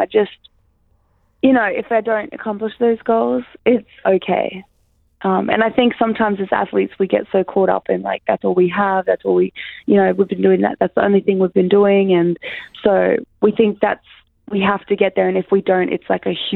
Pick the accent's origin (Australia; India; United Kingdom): Australia; Brisbane, Queensland; moved away as an adult; also born or lived in Syracuse; now in Sydney, Australia; I'm from Brisbane